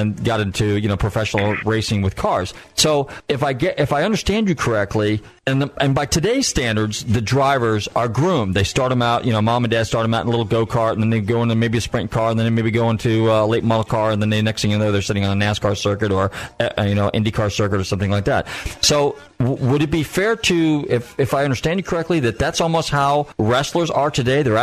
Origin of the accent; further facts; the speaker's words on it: Marin County, California, United States; moved away; also born or lived in Florida; I'm from California, originally from Marin County